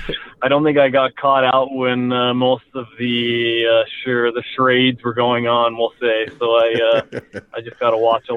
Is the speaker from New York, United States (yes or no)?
no; Spokane, Washington, United States; Yeah, I mean, Spokane, the hockey community is not huge compared to maybe some bigger markets in the U.S. or for sure in Canada.